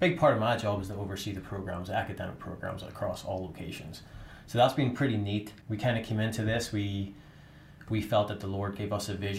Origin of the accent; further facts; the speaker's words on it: Northern Ireland, United Kingdom; moved away as an adult; now in United States; grew up in Northern Ireland